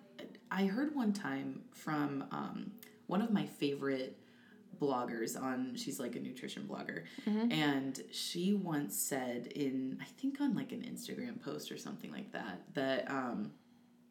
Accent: DeWitt, Iowa, United States; I'm from DeWitt, Iowa, so a DeWitt native, and I moved back home

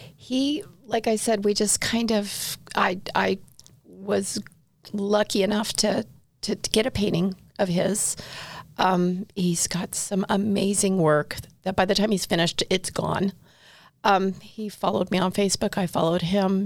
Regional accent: Southern California, United States; moved away as an adult; now in Utah, United States; I grew up in Southern California, basically all around Southern California. Um, moved to Utah five years ago

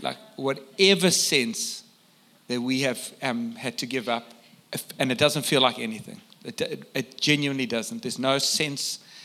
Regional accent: South Africa; I come from South Africa

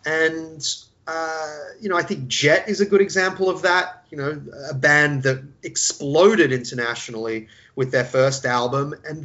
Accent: California, United States; I spent part of my time growing up in Southern California, which is, of course, a very liberal, entertainment world-focused part of the world

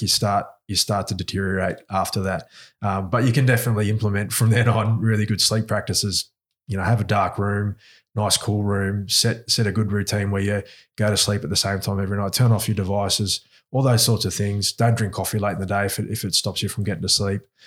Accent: Australia; accent: Aussie; also born or lived in New Zealand; I've grown up mostly in Australia. I was, I was here when I was four, so, um, a, and you can tell by my accent, I, I've got an Aussie accent

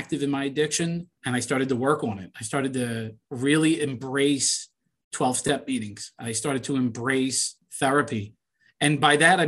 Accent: Philadelphia, Pennsylvania, United States; I grew up in Northeast Philly

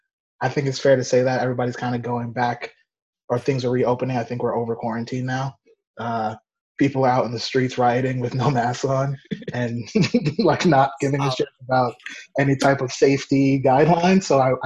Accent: Mount Vernon, New York, United States; I am 27 years old. I'm from Mount Vernon, New York.

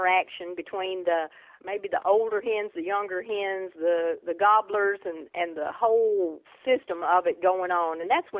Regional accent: Tennessee, United States; county I was born in. My family {S0} Okay. {S1} lived on an isolated farm. We didn't have neighbors. We lived at the end of a dirt road, and we lived pretty much off wild game.

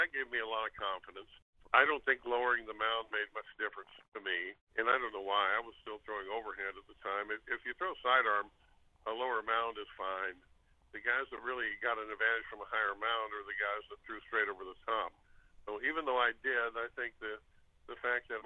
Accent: Los Angeles, California, United States; moved away; It was in my hometown

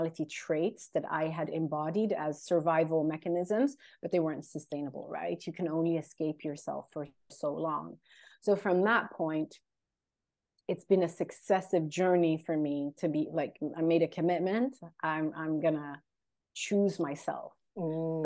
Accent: Sweden; English is a second language; also born or lived in London, United Kingdom; I'm based in Sweden. I'm of Eritrean origin, born and raised in Sweden, lived in London also for a long time

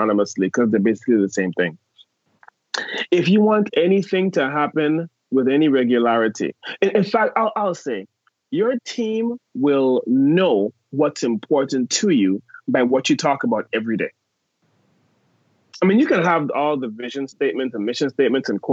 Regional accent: U.S. Virgin Islands; I am from St. Thomas in the U.S. Virgin Islands.

